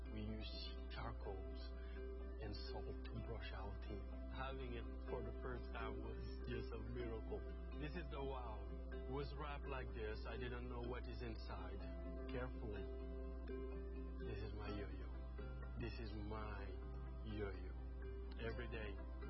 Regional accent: Senegal; I'm from Senegal. 95% of people where I grew up are not Christian.

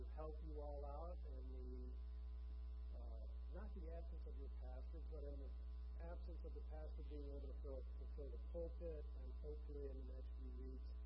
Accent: Michigan, United States; moved away as an adult; This is the longest place I have lived in one place since I was born and raised in Michigan. I left home when I was 18, just after high school.

